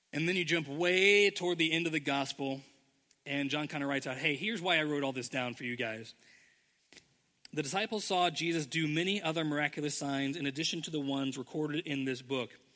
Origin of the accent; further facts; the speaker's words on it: Indianapolis, Indiana, United States; moved away as an adult; now in Ohio, United States; we we're both from Indianapolis. Our homes were there